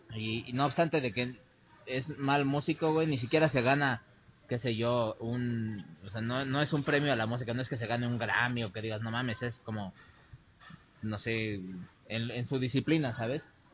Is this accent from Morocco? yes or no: no; Mexico